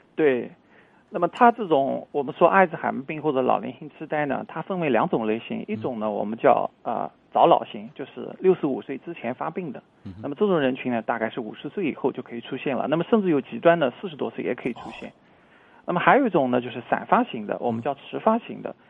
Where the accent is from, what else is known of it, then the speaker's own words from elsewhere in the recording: China; 作为我们中国人来说